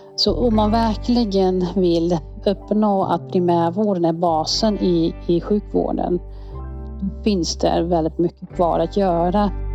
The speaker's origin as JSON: {"language": "Swedish", "country": "Netherlands", "tie": "born or raised there", "second_language": "Swedish", "moved": "as an adult", "lives_now": "Säffle, Sweden", "said": "Jag är från Nederländerna, har, är född och växt upp där"}